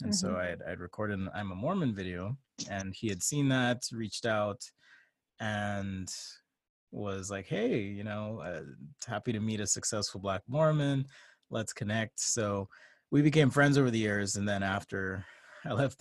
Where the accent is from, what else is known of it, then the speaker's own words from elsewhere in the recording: Jamaica; now in United States; I came from Jamaica